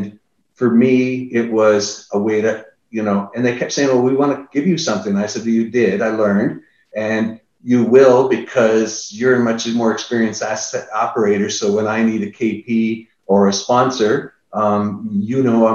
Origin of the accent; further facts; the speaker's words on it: Niagara Falls, Ontario, Canada; now in Austin, United States; I'm from Niagara Falls